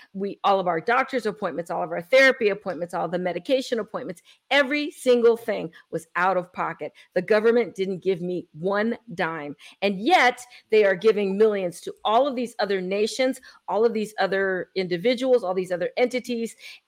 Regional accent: San Francisco, California, United States; I come from California. I came from San Francisco, and I saw all of the people, all the homeless problem

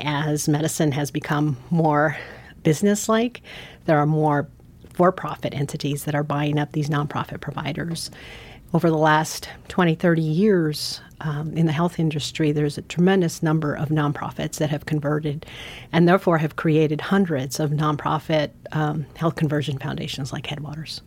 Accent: San Francisco, California, United States; moved away as an adult; also born or lived in Guatemala; now in Montana, United States; I actually grew up in San Francisco

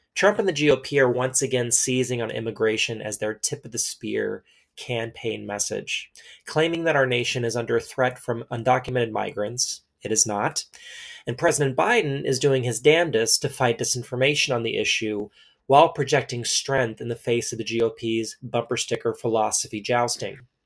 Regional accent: Texas, United States; I grew up in Texas, as did generations of my family before me

